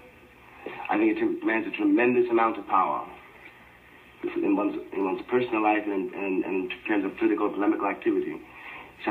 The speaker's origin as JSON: {"language": "English", "country": "United States", "said": "I will not cease to be an American Negro"}